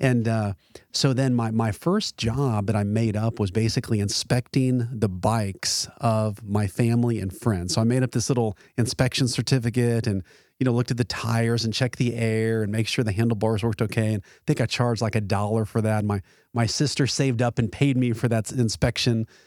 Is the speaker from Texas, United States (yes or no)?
yes; Arlington, Texas, United States; Sam Houston High School in Arlington, my ho-, my hometown essentially.